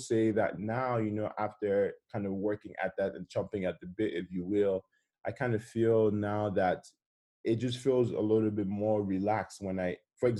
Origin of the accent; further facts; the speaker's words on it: Lagos, Nigeria; now in United States; I'm Nigerian, I grew up in Lagos to some degree. Having been out of the country for over a decade